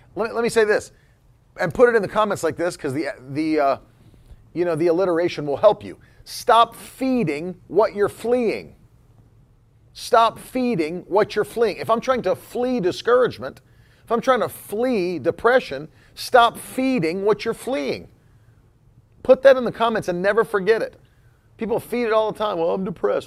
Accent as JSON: {"language": "English", "region": "Florida", "country": "United States", "first_language": "English", "said": "I'm from Florida"}